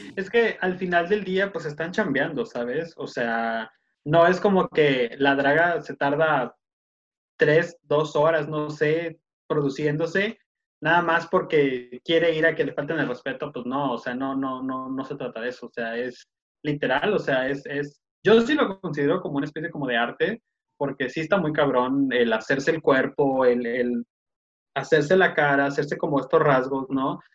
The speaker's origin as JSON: {"language": "Spanish", "town": "Tijuana", "region": "Baja California", "country": "Mexico", "said": "Somos de acá, de Tijuana. Estamos muy al norte."}